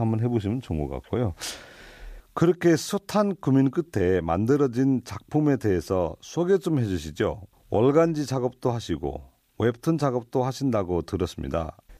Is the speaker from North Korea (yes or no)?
no; Nepal; Korean is a second language; now in South Korea; 저희는 네팔에서 왔습니다